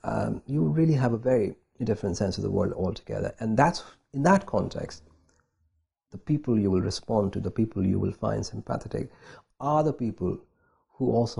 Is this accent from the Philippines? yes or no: no; India; And that's really been the experience for me of living in India, of growing up in India